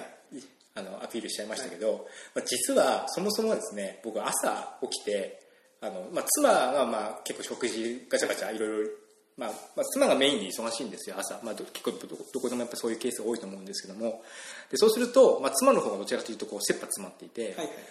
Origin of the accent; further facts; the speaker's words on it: Ibaraki, Japan; now in Kyoto, Japan; 僕、茨城県の生まれなんですけども。